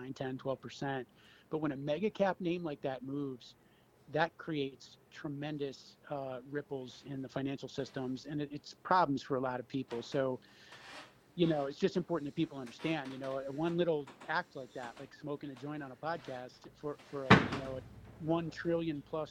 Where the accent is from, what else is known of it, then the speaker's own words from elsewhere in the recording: Cleveland, Ohio, United States; I grew up in Cleveland. I had moved away for 10 years or so